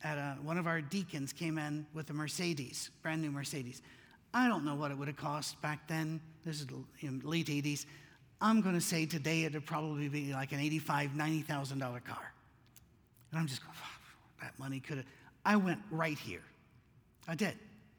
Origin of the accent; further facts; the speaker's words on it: Scotland, United Kingdom; moved away; We came from Scotland. We thought it was huge, you know, because in Scotland, I don't know if you've seen their cars.